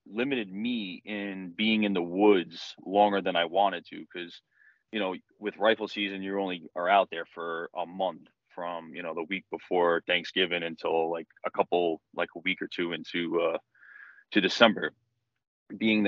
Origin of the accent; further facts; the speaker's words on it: Yonkers, New York, United States; moved away as an adult; now in White Plains, United States; So originally I'm from Yonkers, New York, born and raised. I currently reside in White Plains, New York right now.